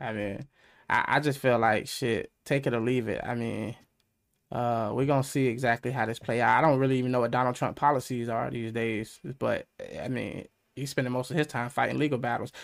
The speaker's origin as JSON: {"language": "English", "country": "United States", "said": "being American"}